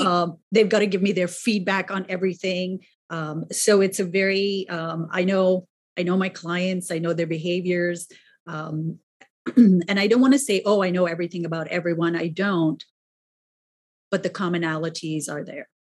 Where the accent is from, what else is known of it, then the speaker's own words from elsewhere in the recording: New York City, New York, United States; I'm also a New Yorker.